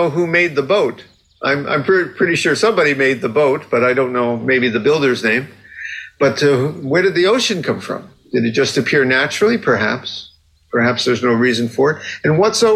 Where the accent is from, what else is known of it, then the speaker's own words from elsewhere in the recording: Fort Lauderdale, Florida, United States; I grew up in Fort Lauderdale, Florida, which is a big sailing town